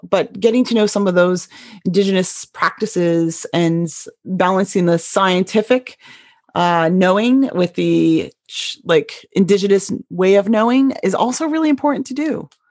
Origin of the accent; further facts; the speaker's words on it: Canada; now in Bothell, United States; as Canadian